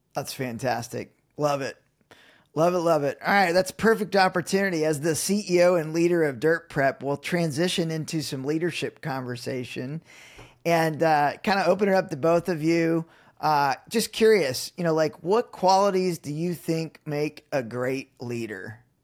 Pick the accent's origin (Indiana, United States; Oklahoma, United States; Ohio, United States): Indiana, United States; I'm still in Indiana, so born and raised, it's, it's, it's, it's my roots